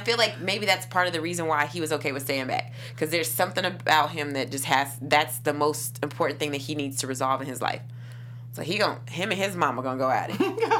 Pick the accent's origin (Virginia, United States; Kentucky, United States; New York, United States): Kentucky, United States; I'm from Kentucky.